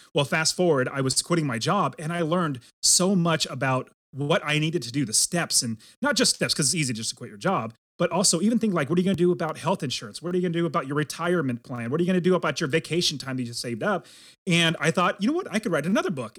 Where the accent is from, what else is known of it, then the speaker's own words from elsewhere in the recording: California, United States; moved away as an adult; now in Arizona, United States; I'm from California